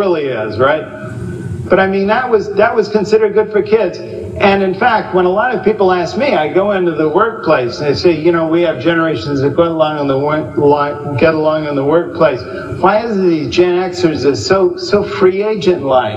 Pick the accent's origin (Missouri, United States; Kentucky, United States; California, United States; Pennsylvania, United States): California, United States; at the time I was growing up in California, there was zero population growth.